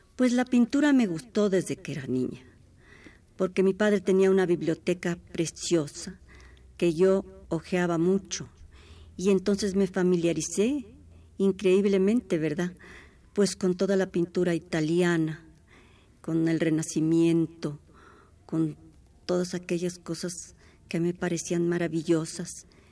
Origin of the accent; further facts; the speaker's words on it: Mexico City, Mexico; Nacimos en Coyoacán.